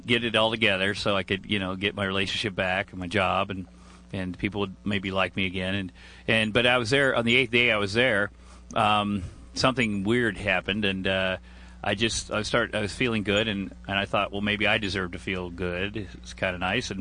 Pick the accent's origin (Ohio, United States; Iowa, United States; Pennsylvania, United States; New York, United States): Iowa, United States; moved away as an adult; also born or lived in Minneapolis / Los Angeles; I grew up in Iowa, and in 1983 I moved to Minneapolis